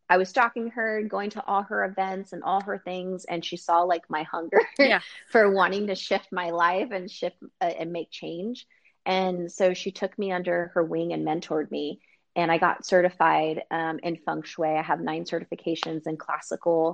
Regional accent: San Diego, California, United States; in California, where I'm originally from San Diego

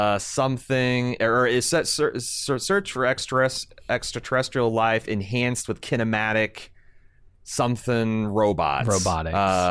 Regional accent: Midwest, United States; I'm from the Midwest.

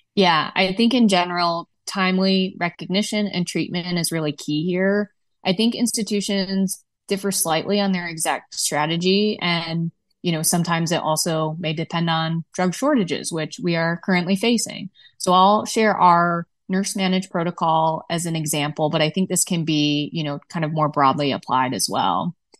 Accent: Midwest, United States; as a Midwesterner

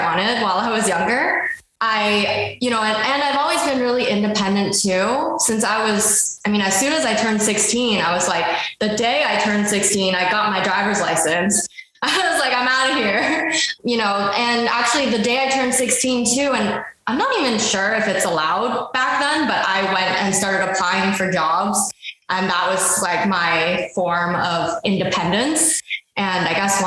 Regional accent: Ottawa, Ontario, Canada; moved away; also born or lived in Vancouver / Toronto; I grew up in Ottawa, Ontario, and it's really such a small, quiet town.

